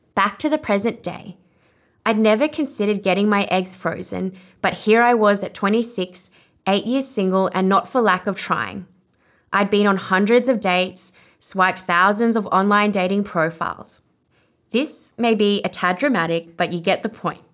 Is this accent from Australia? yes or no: yes; Australia; accent: Australian; first language Vietnamese; I was one of the only Asian Australians at my school, and my family would make fun of my Australian accent